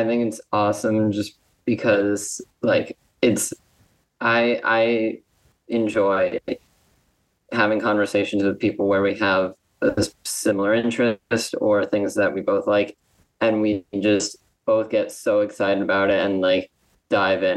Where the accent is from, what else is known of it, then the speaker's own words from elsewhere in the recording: Los Angeles, California, United States; now in New York, United States; I'm actually from Los Angeles, born and raised.